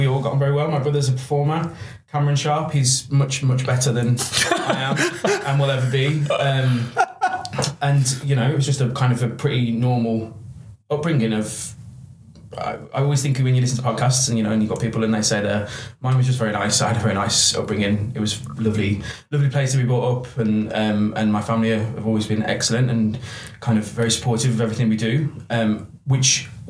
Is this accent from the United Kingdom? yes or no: yes; Cannock Wood, West Midlands, United Kingdom; I'm from a place called Cannock Wood. It's a little village. It's very nice.